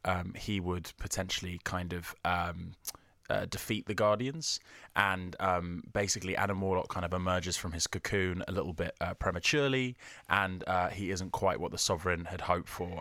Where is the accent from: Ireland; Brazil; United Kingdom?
United Kingdom; I'm too British